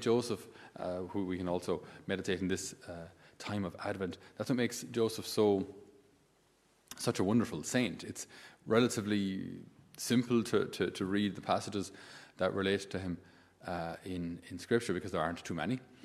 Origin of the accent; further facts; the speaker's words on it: Ireland; in my school days, we didn't have anybody uh, who wasn't Irish